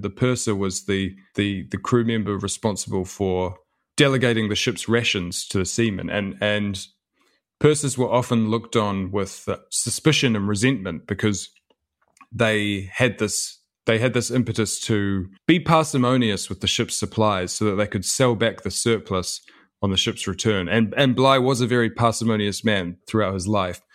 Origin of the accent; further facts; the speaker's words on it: New Zealand; my father was born and raised in New Zealand, and so was